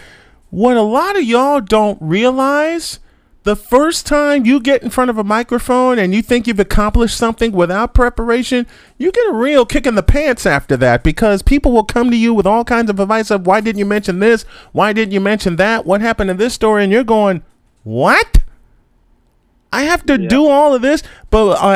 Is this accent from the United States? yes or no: yes; Chicago, Illinois, United States; I grew up in Chicago